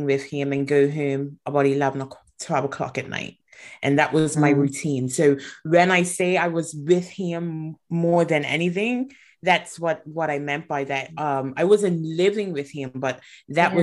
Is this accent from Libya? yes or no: no; Bermuda; moved away as an adult; also born or lived in Atlanta; I was born in Bermuda, and that was where I was raised